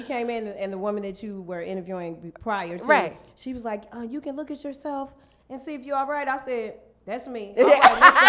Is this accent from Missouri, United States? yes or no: yes; St. Louis, Missouri, United States; now in Los Angeles, United States; I'm from St. Louis. I live in Los Angeles now.